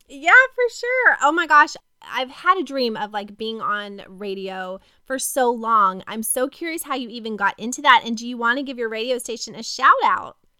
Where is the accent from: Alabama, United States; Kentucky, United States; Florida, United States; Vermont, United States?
Kentucky, United States; I grew up in Kentucky